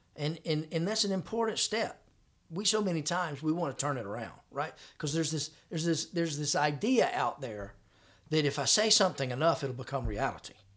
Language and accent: English; Florida, United States; I was from Florida